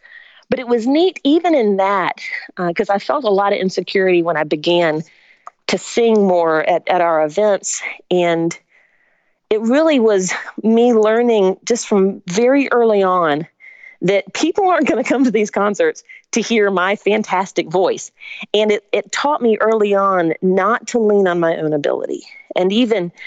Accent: Spartanburg, South Carolina, United States; also born or lived in Augusta, Georgia; my family moved when I was 3 to Spartanburg, South Carolina

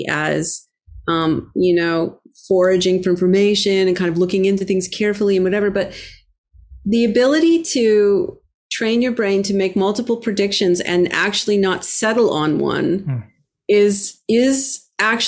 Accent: Toronto, Ontario, Canada; now in Boston, United States; I grew up in Toronto, the home of the great, Toronto Maple Leafs, great hockey team. And I now currently live in Boston

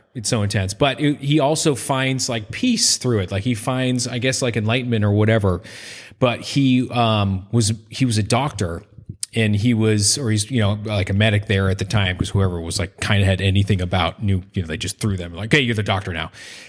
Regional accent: Northeast, United States; I'm Irish from the Northeast.

